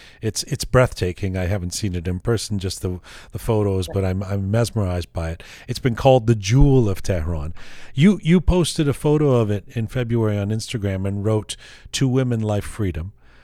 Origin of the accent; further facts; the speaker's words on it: England, United Kingdom; also born or lived in Canada; maybe it's because I didn't grow up in Iran. I don't know. I grew up in England and in Canada.